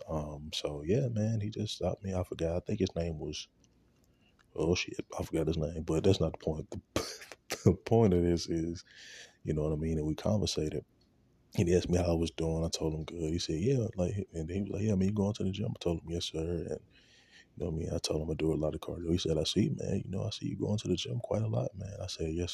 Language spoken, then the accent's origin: English; Shreveport, Louisiana, United States; going back to Shreveport, where I'm from